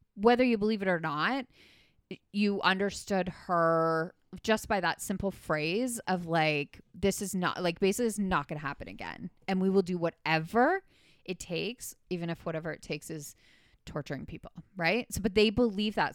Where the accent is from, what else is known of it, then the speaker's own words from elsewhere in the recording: Canada; not familiar to me as a Canadian